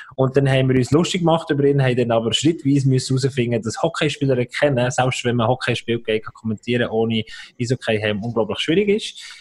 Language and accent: German; village neighbouring Wichtrach, Bern, Switzerland; Das ist das Nachbarsdorf, wo ich aufgewachsen bin